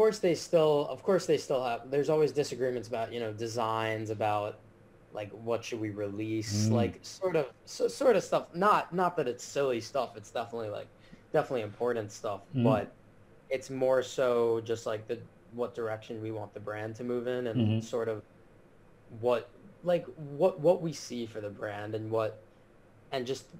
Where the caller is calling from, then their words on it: Miami, Florida, United States; I'm calling in from my apartment in Miami. I currently attend the University of Miami, so I live off campus right now